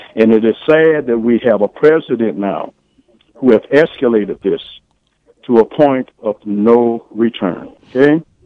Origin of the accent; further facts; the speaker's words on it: Champaign, Illinois, United States; I live in Champaign. I was raised here in Champaign